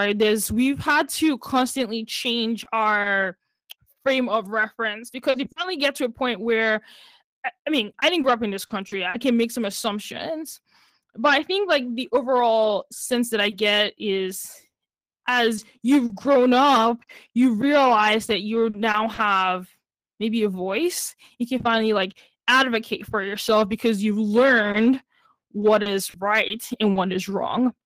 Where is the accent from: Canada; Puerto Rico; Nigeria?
Nigeria; now in United States; I grew up in Nigeria